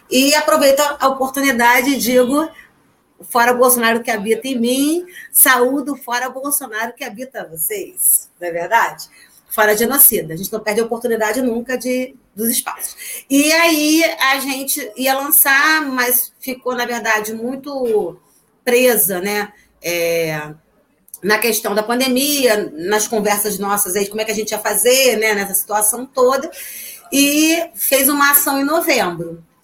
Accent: Niterói, Rio de Janeiro, Brazil; a gente é de Niterói, mas como eu costumo dizer, Niterói é adjacências, né?

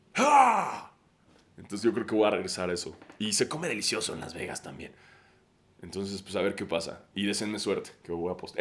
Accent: Mexico

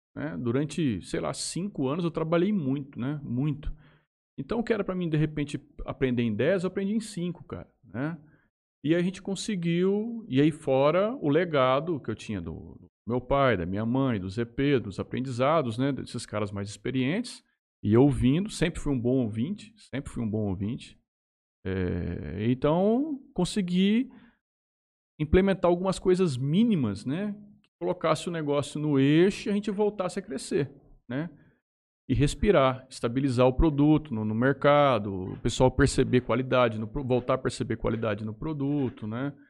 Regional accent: Jales, São Paulo, Brazil; also born or lived in Estrela d'Oeste; nasci em Jales, neto de Carlos Venturini

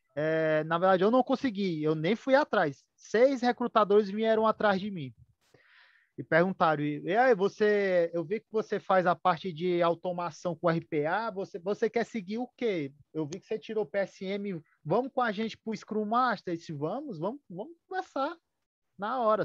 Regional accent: Ceará, Brazil; sou aqui do estado do Ceará

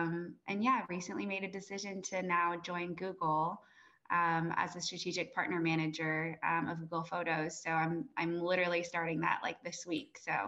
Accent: Fremont, California, United States; moved away as an adult; also born or lived in St. Louis, Missouri / Atlanta / New York; really grew up in California, went to Mission San Jose High School, if people are familiar with it, And honestly, like Fremont is just, it's a pretty Asian, like predominantly Asian community, which I think is super unique.

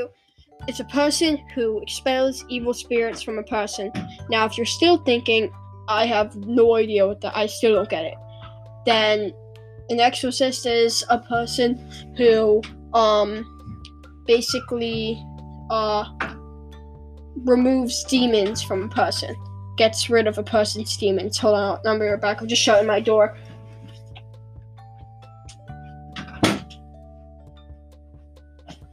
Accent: England, United Kingdom; I'm British, so I call it exorcism. That's what we call it in British. Here in England

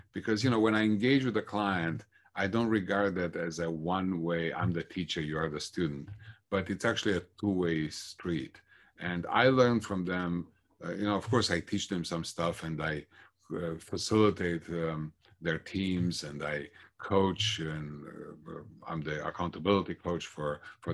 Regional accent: Bucharest, Romania; moved away as an adult; also born or lived in Minnesota; now in United States; I was born and raised in Bucharest, Romania, which at the time was a communist country.

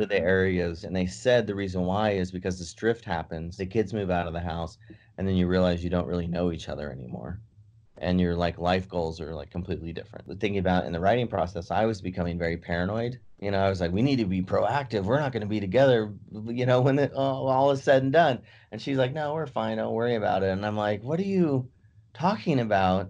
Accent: San Francisco, California, United States; moved away; also born or lived in Davis, California; I was living in Davis or from San Francisco

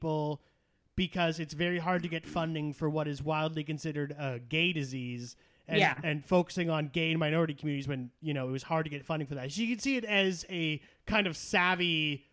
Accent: Canada; as a Canadian

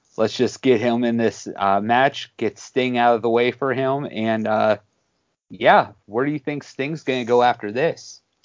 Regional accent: Pittsburgh, Pennsylvania, United States; I'm from Pittsburgh. We make our own way

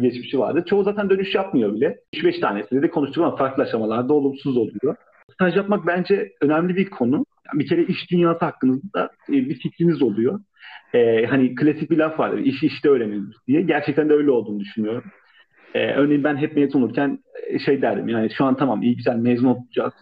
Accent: Istanbul, Turkey; Ben İstanbulluyum

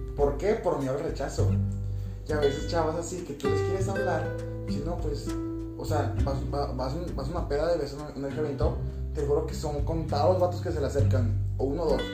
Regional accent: Jalisco, Mexico; yo, soy de Jalisco

